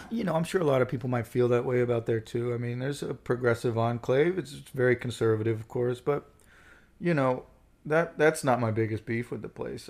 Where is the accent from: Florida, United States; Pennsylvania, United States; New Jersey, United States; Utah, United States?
Florida, United States; Gulf Breeze; also born or lived in Pensacola, Florida; now in Brooklyn, United States; born in Pensacola, Florida, grew up in Gulf Breeze, Florida